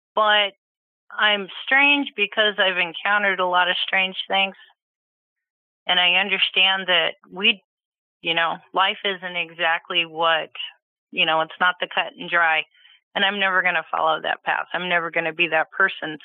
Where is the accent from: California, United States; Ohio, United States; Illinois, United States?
California, United States; Petaluma; I was born in California. My parents lived in, I believe, Petaluma.